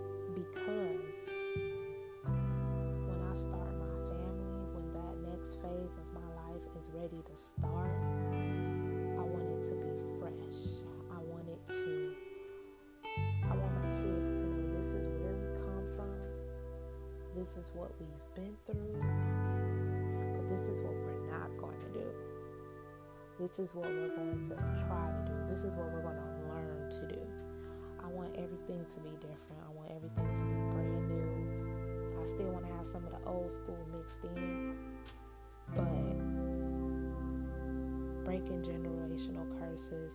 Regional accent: Chicago, Illinois, United States; also born or lived in Benton Harbor, Michigan; I'm from Chicago, born and raised on the south side in Inglewood

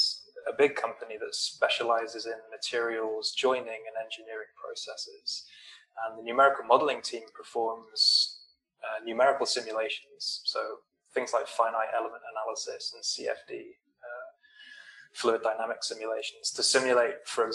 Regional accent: Weymouth, South West England, United Kingdom; moved away as an adult; now in Canada; I grew up in the UK in a little seaside town called Weymouth in South England.

